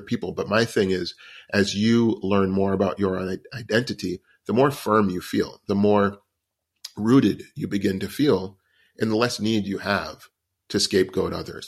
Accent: United States; because I'm an American and that's where I've grown up

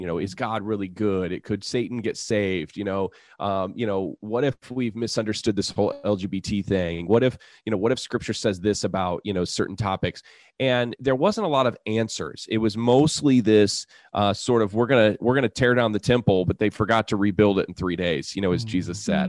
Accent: United States; I'm an American

